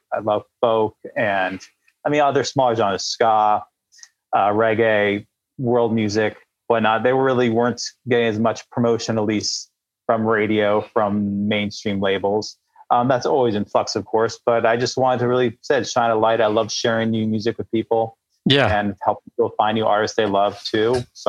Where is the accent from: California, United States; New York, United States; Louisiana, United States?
California, United States